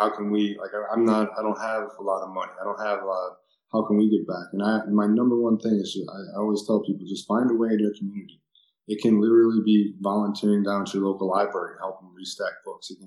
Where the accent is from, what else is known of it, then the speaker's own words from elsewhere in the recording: Wisconsin, United States; I'm from Wisconsin